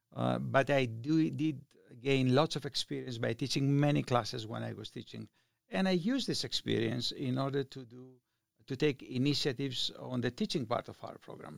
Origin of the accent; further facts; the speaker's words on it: Greece; moved away as an adult; now in Reno, United States; I was born in Greece. I left Greece uh, when I was 23 years old